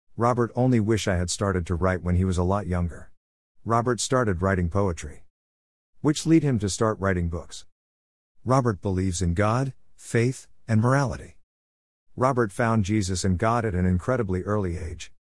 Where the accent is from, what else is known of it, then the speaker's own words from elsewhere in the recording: Melbourne, Victoria, Australia; I was born in Melbourne, Australia, nineteen fifty-four.